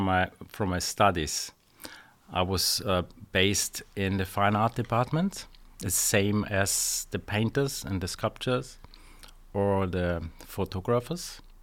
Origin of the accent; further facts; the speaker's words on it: Austria; also born or lived in London; I'm from Austria.